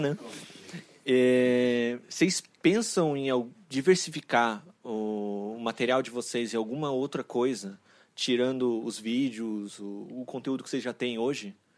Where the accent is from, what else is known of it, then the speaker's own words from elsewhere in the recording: São Paulo, Brazil; tenho 31 anos, é, sou aqui de São Paulo também.